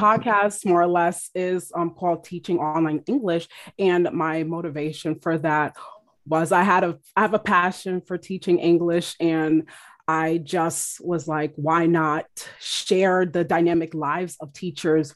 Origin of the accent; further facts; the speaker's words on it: United States; my culture, um, as an American